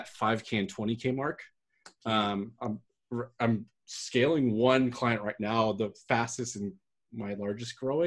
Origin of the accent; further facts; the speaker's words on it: Bay Area, California, United States; also born or lived in Sacramento, California; I grew up in the Bay Area in California.